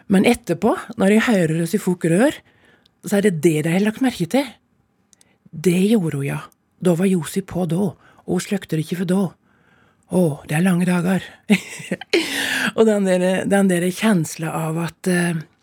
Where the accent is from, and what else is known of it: Telemark, Norway; moved away